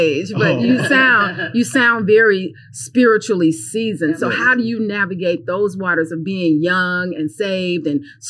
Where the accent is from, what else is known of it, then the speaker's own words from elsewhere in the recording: Chicago, Illinois, United States; I'm originally from Chicago